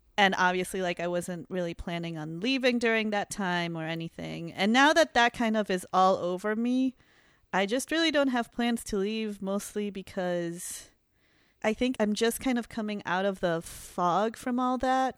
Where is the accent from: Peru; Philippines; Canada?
Peru; now in Chicago, United States; I'm from Peru